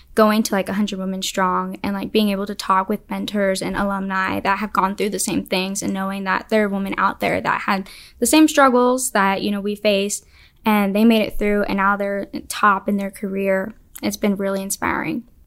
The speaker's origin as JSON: {"language": "English", "town": "Alamogordo", "region": "New Mexico", "country": "United States", "said": "I'm from Alamogordo. It's about three hours south of Albuquerque"}